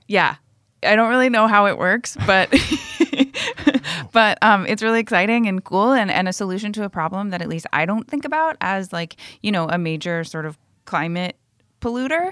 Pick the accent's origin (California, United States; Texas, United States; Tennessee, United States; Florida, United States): Florida, United States; my home state of Florida